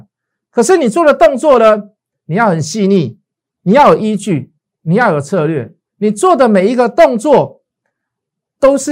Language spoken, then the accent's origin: Chinese; Taiwan; born there; 但是很庆幸我们生在台湾呐，哦，这个把我们的这个这个病毒啊拒于国门之外